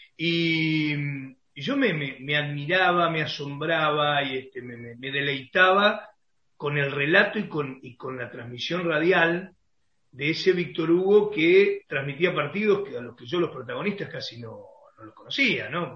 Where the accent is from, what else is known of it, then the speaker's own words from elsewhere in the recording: Concordia, Entre Ríos, Argentina; moved away as an adult; now in Santa Fe, Argentina; me crié, nací, me crié en Concordia